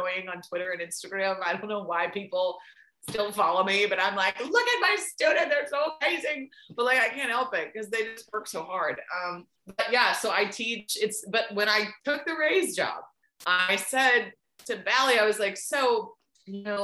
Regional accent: Bloomington, Indiana, United States; moved away; also born or lived in St. Petersburg, Florida; I was an IU grad and we grew up in Bloomington

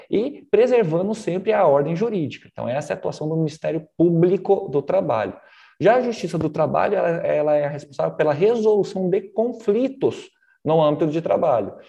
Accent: Porto Velho, Rondônia, Brazil; also born or lived in Paraná / Nova Brasilândia / Cerejeiras / Pimenta Bueno; eu fiquei em Porto Velho a minha infância, criado no Conjunto Santo Antônio

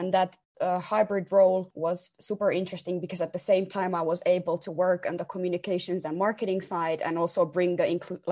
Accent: Tampere, Pirkanmaa, Finland; moved away as an adult; now in Helsinki, Finland; I was born and raised in Tampere.

